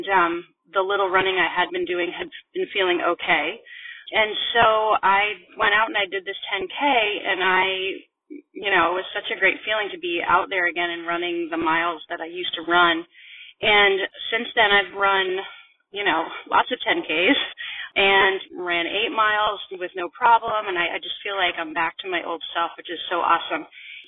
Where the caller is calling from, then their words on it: Vermont, United States; I'm calling from Vermont